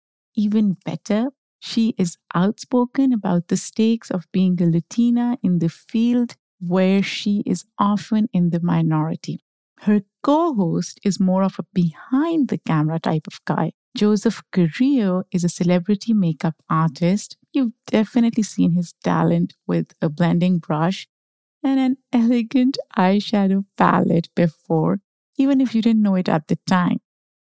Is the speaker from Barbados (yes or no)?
no; Pakistan; now in United States; By the way, I grew up in Pakistan. So when I initially moved to the US, I did not like the sun.